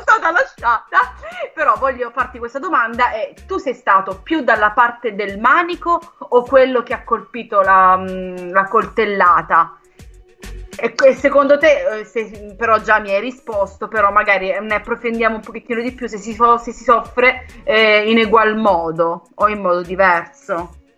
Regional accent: Brindisi, Apulia, Italy; also born or lived in Lecce; Io sono di Brindisi, però ho vissuto tanti anni a Lecce

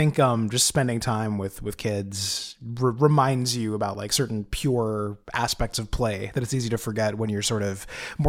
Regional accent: United States; I'm an American

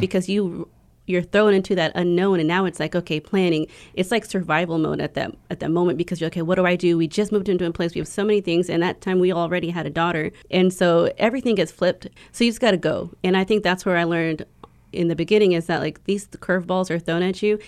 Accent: Houston, Texas, United States; I am from Houston, Texas, um, but I'm a descent from Polynesia, specifically s, the Samoan Islands

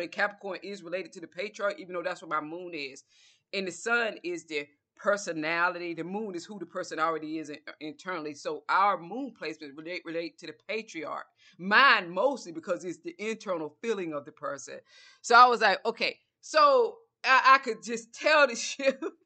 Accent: Georgia, United States; accent: southern; I'm from Georgia.

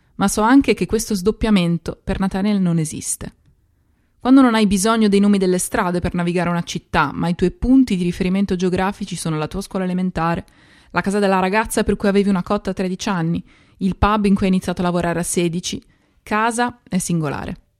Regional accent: Italy; first language Italian; moved away as an adult; now in London, United Kingdom

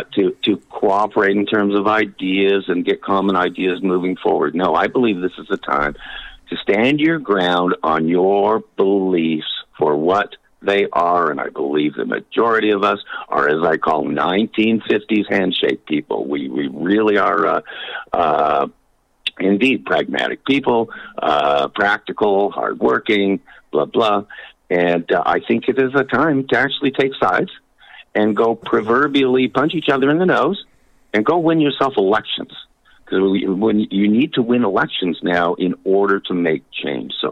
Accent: Canada; I was raised in Canada

